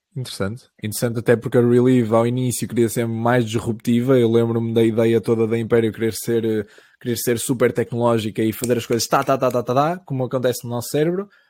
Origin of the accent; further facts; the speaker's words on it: Caminha, Viana do Castelo, Portugal; a minha terrinha, mesmo de onde eu sou, tem 2.500 pessoas